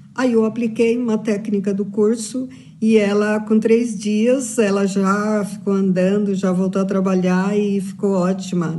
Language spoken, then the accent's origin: Portuguese; São Bernardo do Campo, São Paulo, Brazil; faço curso de naturopatia clínica funcional e sou de São Bernardo do Campo